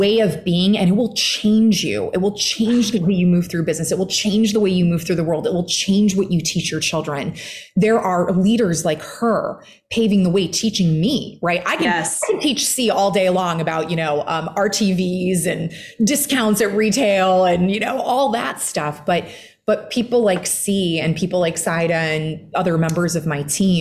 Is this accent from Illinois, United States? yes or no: yes; just outside of Chicago, Illinois, United States; I grew up in the heartland and just outside of Chicago, Midwesterner